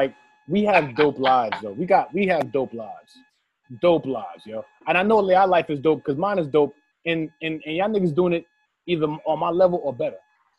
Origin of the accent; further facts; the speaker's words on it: United States; they be loving the fact that I'm from America.